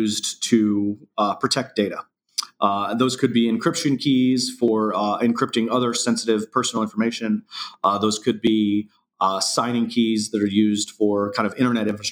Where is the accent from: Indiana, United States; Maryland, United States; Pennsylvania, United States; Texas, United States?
Indiana, United States; now in San Francisco, United States; I grew up in Indiana, kind of a small town